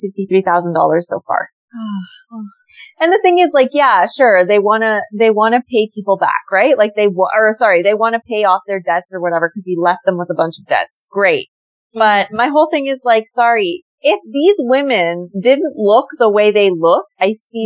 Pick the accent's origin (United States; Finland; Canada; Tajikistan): Canada; You say Canada